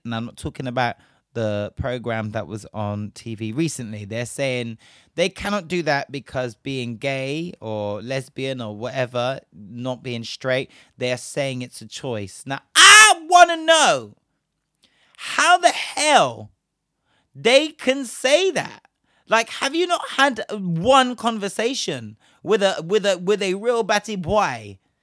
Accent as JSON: {"language": "English", "town": "Bristol", "region": "South West England", "country": "United Kingdom", "tie": "born or raised there", "said": "my hometown is Bristol. For those of you that don't know, I am originally from Bristol"}